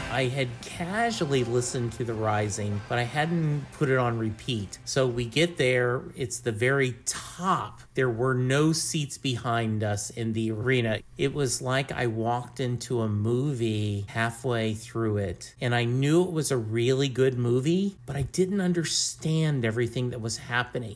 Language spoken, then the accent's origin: English; Louisiana, United States; We are both from Louisiana